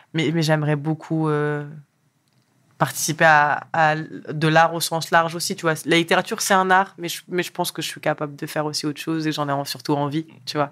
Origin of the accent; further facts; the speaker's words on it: France; also born or lived in Morocco; Je suis née au Maroc, je suis arrivée en France à l'âge de 3 ans